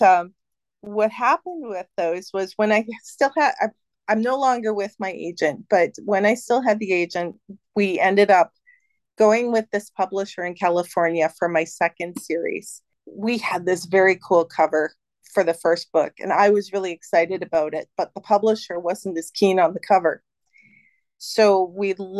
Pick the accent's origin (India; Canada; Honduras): Canada; as a Canadian author